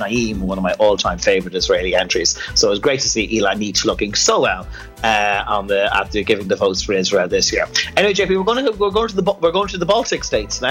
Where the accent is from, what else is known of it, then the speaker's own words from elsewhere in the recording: Dublin, Leinster, Ireland; accent: Irish; my hometown